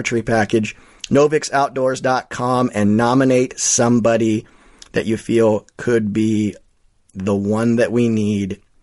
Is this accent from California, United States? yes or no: no; Ohio, United States; the Buckeye State, my home state